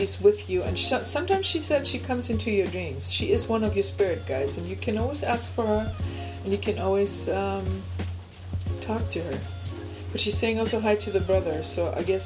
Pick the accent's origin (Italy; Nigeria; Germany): Germany; accent: German; English is a second language; also born or lived in Alexandroupolis, Greece; And I was born, raised, and I have lived in Germany, though. I have a German accent